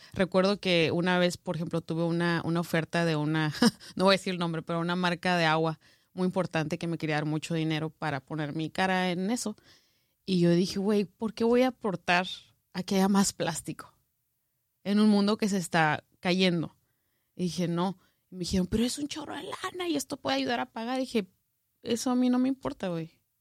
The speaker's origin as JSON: {"language": "Spanish", "region": "northern Mexico", "country": "Mexico", "moved": "as an adult", "said": "Como norteña"}